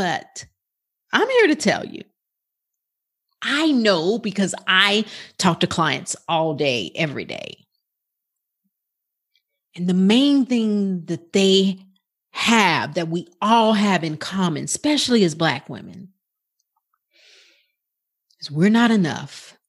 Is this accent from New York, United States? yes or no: yes; Bronx, New York, United States; also born or lived in Brooklyn; now in Dallas, United States; I was born in Brooklyn, New York. And I lived in the Bronx until I came to Dallas, Texas.